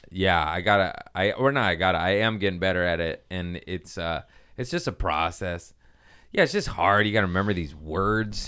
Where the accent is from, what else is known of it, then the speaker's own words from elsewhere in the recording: Torrance, California, United States; also born or lived in Harbor City / Lomita; I was born in Harbor City, raised in Torrance and Lomita